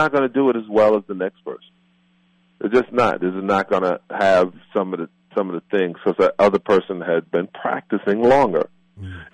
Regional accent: New York City, New York, United States; moved away; also born or lived in Beverly Hills; I'm a kid from Brooklyn, like I said, that lived in a project on the 8th floor, apartment 2075 Rockaway Parkway, apartment 8I

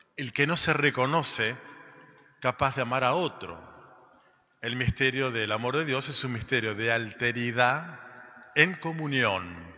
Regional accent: Argentina; somos de la Argentina

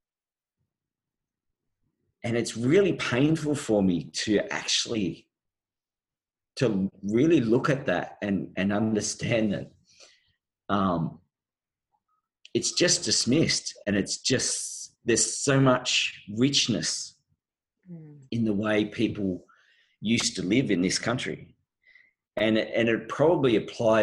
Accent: Australia; I was born in Australia, but my background is my mother came from Canada

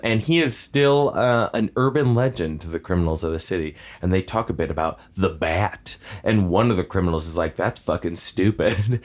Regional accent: near Six Flags Great Adventure, New Jersey, United States; I grew up near Six Flags Great Adventure

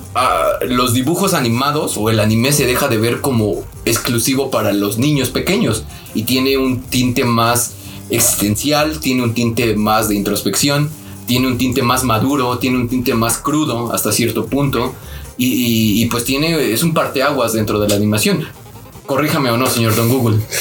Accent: Mexico City, Mexico

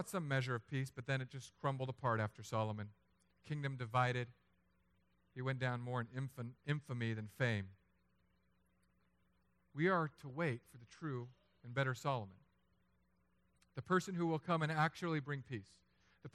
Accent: Philippines; I'm Filipino.

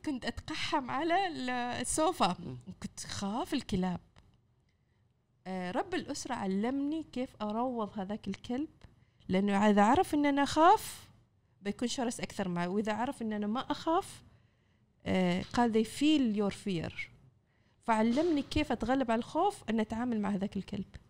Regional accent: Oman; كفاءاتنا العمانية

